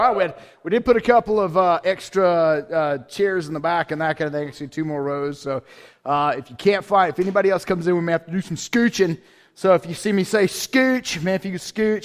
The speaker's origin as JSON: {"language": "English", "region": "Georgia", "country": "United States", "tie": "born or raised there", "said": "I grew up in Georgia, went to a small, very conservative school in Georgia."}